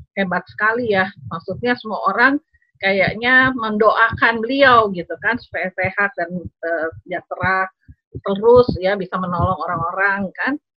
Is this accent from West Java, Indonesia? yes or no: yes; Bandung, West Java, Indonesia; moved away as an adult; also born or lived in East Nusa Tenggara / Netherlands; ayah saya orang Sumatera Barat, ibu saya dari Jawa, Jawa Tengah dan Jawa Timur. Ya, kemudian eh, kami tinggal di Bandung, jadi kita belajar bahasa Sunda